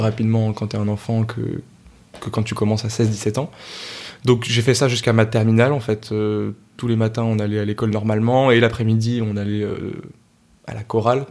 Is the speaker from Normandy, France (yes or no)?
no; Argenteuil, Île-de-France, France; j'étais dans une chorale à Argenteuil, parce que je viens d'Argenteuil